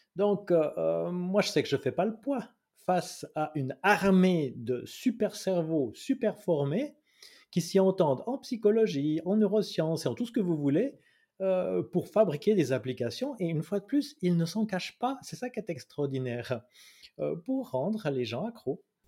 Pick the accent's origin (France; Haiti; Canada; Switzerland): Switzerland; Chez nous, en Suisse